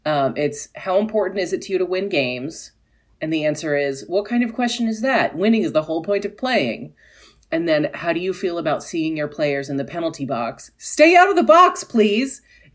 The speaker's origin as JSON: {"language": "English", "region": "Pennsylvania", "country": "United States", "tie": "born or raised there", "moved": "yes", "lives_now": "Washington, D.C. area, United States", "said": "I grew up in Pennsylvania, which is why I'm predominantly a Flyers fan."}